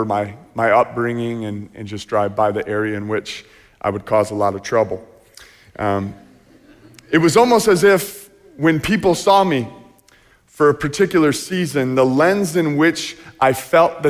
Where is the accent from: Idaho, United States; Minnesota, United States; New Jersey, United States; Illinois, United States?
Illinois, United States; just south of Chicago; now in Coopersville, United States; I grew up just south Chicago, about 45 minutes south.